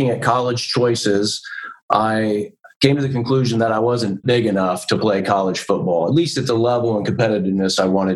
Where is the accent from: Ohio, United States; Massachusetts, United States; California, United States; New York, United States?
Ohio, United States; Van Wert; moved away as an adult; also born or lived in Cincinnati, Ohio; I grew up in a small town called Vanwood, Ohio. Vanwood, Ohio is about 2 hours northwest of Cincinnati, Ohio